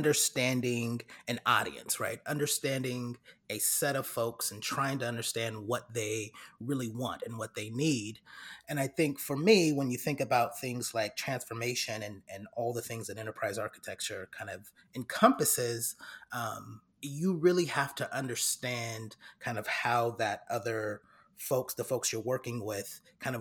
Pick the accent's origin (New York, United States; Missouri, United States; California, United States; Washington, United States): California, United States; Fairfield; moved away as an adult; now in Atlanta, United States; I'm originally from Fairfield, California, born and raised, and I'm actually in Atlanta, Georgia now